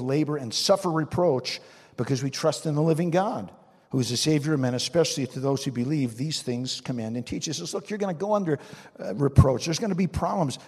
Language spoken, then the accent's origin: English; New Jersey, United States; I'm from New Jersey